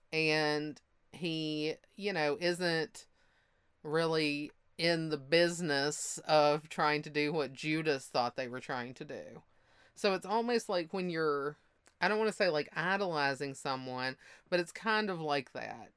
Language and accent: English; the Bible Belt, United States; moved away; I'm from the Bible Belt